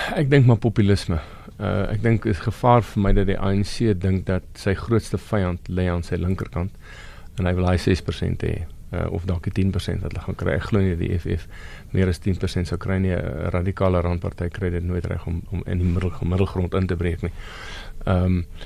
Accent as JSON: {"language": "Afrikaans", "country": "South Africa", "said": "as Suid-Afrikaners en as minderhede"}